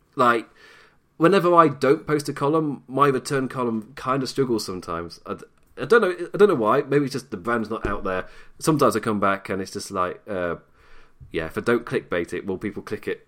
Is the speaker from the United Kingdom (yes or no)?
yes; Nottingham, East Midlands, United Kingdom; I am from Nottingham. I'm a Notts lad.